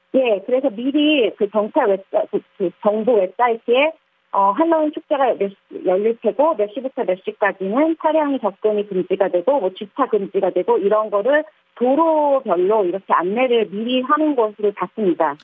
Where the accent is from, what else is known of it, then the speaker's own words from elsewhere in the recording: South Korea; moved away as an adult; now in Hong Kong; 한국 사람으로서